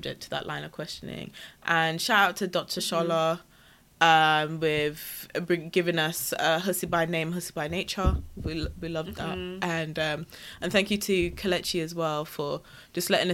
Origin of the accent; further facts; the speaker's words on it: Wolverhampton, West Midlands, United Kingdom; I was from Wolverhampton